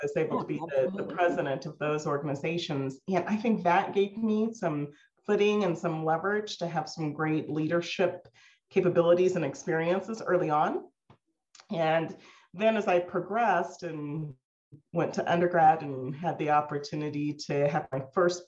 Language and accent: English; Lamar, Colorado, United States; also born or lived in Montrose, Colorado; So I consider myself a pretty small town girl. I grew up here in Colorado. I was born in Montrose, Colorado, and grew up in a city called Lamar, Colorado, down in the southeastern corner.